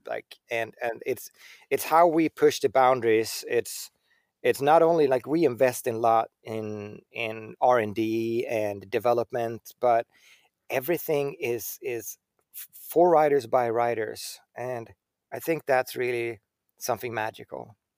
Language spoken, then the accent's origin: English; Sweden; I come from Sweden